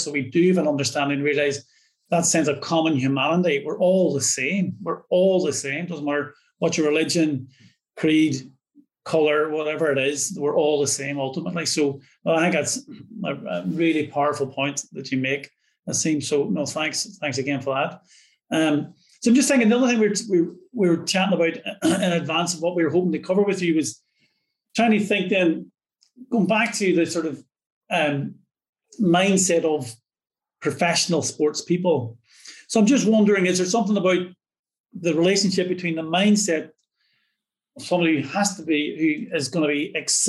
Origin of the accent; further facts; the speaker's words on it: Derry, Northern Ireland, United Kingdom; I'm from Northern Ireland